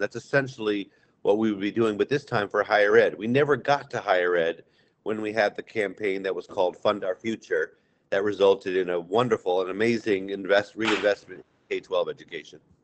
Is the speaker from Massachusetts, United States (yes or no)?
yes; Amherst, Massachusetts, United States; I grew up in Amherst and watched the Fine Arts Center rise